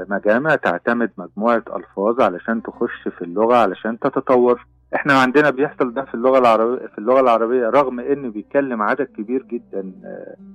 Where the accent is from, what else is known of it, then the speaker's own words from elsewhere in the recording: Kuwait; احنا طلع عندنا في الكويت هبة على لفظ معين